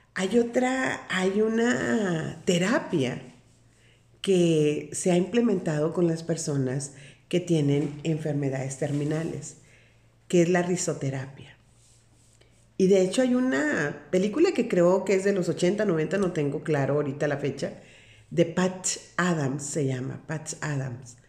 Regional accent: Sinaloa, Mexico; Soy de una parte de la República Mexicana, soy de Sinaloa

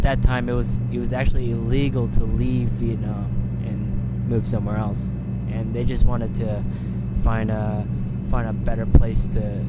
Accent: Sioux Falls, South Dakota, United States; moved away as an adult; now in Brisbane, Australia; really far away from Brisbane, where we live now, and I grew up in South Dakota in America, in the Midwest.

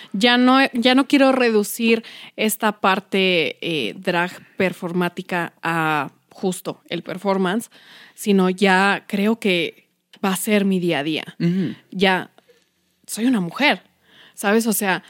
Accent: Mexico City, Mexico; yo soy de Iztapalapa

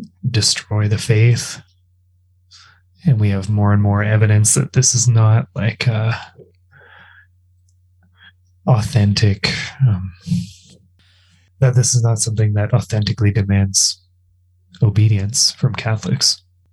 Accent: Canada; I'm Canadian, so maple syrup.

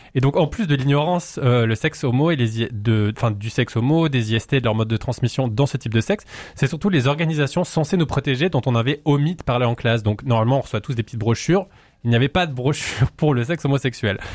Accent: Valais, Switzerland; je suis valaisan

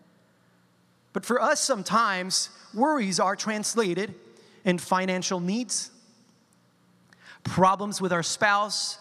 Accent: Colombia; I'm a Colombian, right? And I come from South America. And in my culture, when someone is upset about something, we use the word, or we say the word in Spanish, tranquilo

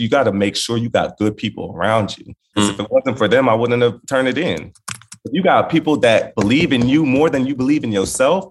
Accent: Inglewood, California, United States; I was born in Inglewood

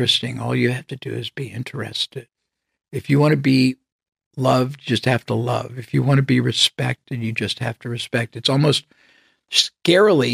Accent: United States; I was from the United States

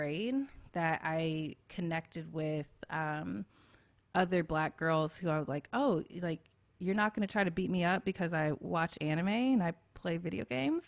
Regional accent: Memphis, Tennessee, United States; a lot of Black kids in my community growing up in Memphis

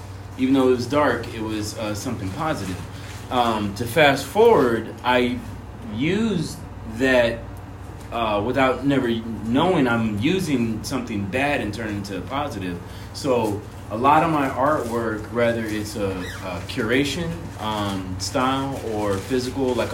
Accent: Arizona, United States; moved away as an adult; also born or lived in Chicago; now in Florida, United States; growing up in Arizona

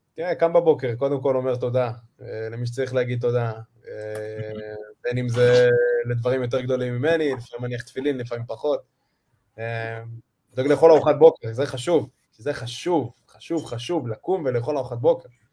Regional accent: Israel; שהגעתי כל הדרך מישראל

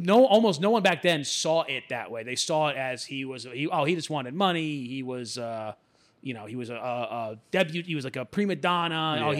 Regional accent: Alabama, United States; I know that the guy down the street in my hometown in Alabama, like, treats me like shit.

